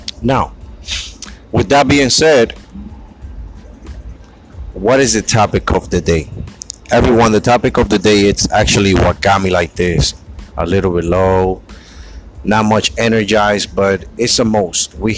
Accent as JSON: {"language": "English", "region": "New York", "country": "United States", "said": "I'm in New York. I'm from New York"}